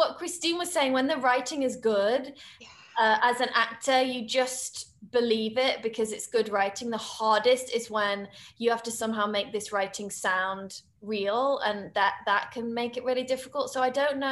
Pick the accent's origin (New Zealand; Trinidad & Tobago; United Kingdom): United Kingdom; as a British woman